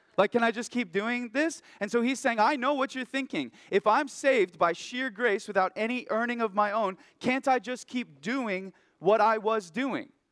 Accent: Oregon, United States; moved away as an adult; now in Haiku, United States; I'm from Oregon originally

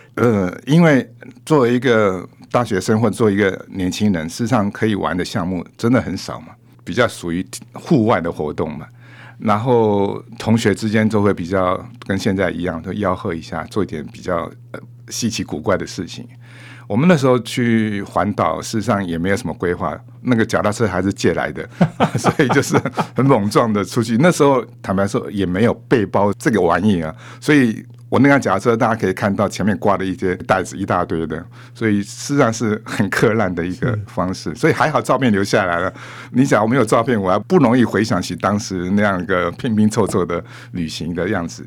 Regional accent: Taipei, Taiwan; 我是把台北当成我的根

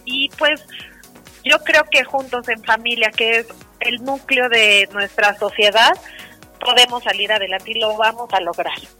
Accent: Mexico

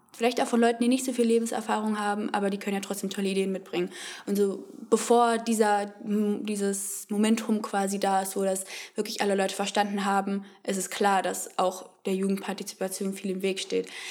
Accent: Frankfurt, Hesse, Germany; ich komme hier aus Frankfurt, wo wir uns auch gerade befinden, wohne da eigentlich auch schon immer.

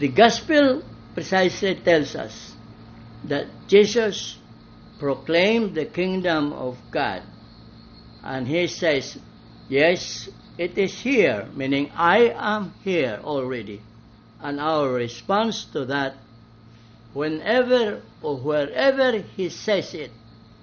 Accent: Balamban, Central Visayas, Philippines; my hometown of Balamban

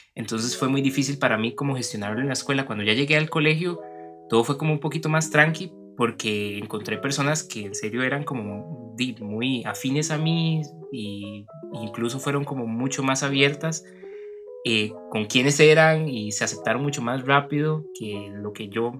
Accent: Turrialba, Cartago, Costa Rica; yo que crecí en el centro de Turrialba

